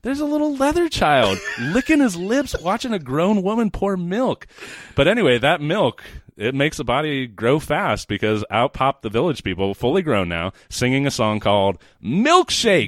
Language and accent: English; Sacramento, California, United States; I'm from Sacramento.